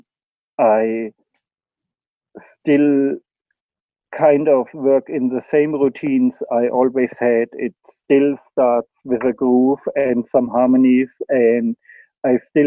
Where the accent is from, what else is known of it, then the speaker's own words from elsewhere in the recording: Germany; moved away as an adult; also born or lived in Spain; now in South Africa; my home country, Germany